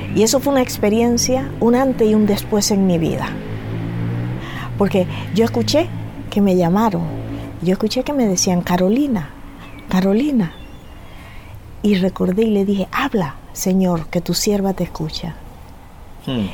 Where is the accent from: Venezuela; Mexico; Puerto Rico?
Venezuela; moved away as an adult; now in Canary Islands, Spain; yo vengo de Venezuela, soy hija de venezolanos y trinitarios de la región del sur de Venezuela